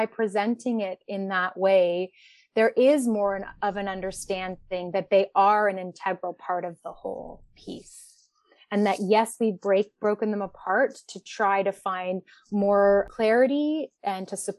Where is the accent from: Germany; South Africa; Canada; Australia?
Canada; as a settler and as a Canadian